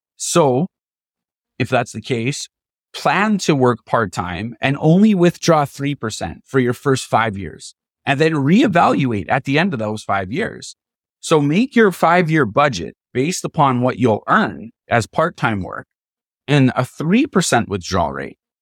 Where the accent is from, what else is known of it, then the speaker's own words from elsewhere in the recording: Canada; as a Canadian